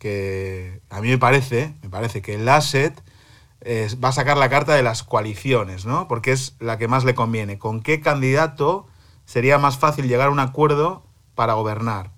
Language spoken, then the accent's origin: Spanish; Cantabria, Spain; now in Berlin, Germany; mi tierra, Cantabria